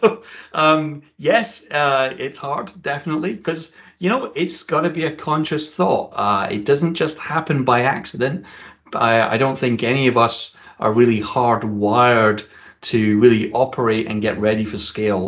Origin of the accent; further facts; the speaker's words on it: Scotland, United Kingdom; you can probably tell from my accent that I'm originally from Scotland. And like every good Scottish boy at the age of 16, I started working at a whiskey distillery